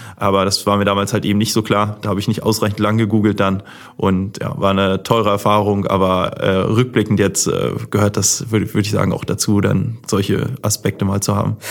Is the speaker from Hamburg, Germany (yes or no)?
yes; Hamburg, Germany; groß geworden bin ich dann in Harburg, das ist so eine Art Vorort